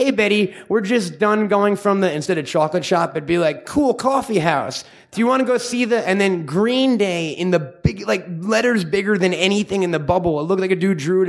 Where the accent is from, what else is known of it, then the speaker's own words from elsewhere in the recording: Long Island, New York, United States; also born or lived in Vermont / Manhattan; now in Los Angeles, United States; I grew up in Long Island, and there was this little tiny comic book store in a town called Plainview